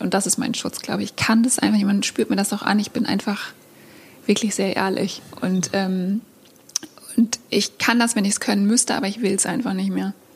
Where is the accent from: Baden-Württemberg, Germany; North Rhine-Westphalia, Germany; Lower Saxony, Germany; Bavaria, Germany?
Lower Saxony, Germany; East Frisia; now in Hamburg, Germany; ich bin halt in einem Haus aufgewachsen in Ostfriesland